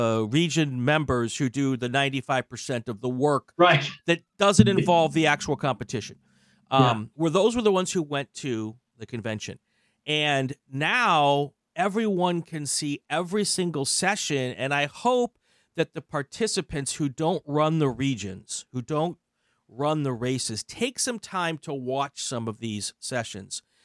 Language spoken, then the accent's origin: English; Midwest, United States; also born or lived in East Coast; now in Los Angeles, United States; I grew up in the Midwest and I, you know, lived all up and down the East Coast